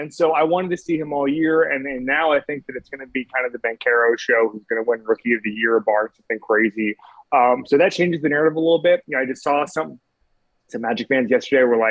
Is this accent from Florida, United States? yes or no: yes; Orlando, Florida, United States; moved away; also born or lived in Miami; I'm from Orlando. But I am from Orlando proper